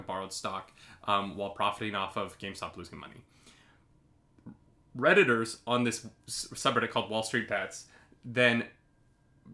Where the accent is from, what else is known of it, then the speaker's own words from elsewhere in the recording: United States; now in Canada; I'm an American citizen living in Canada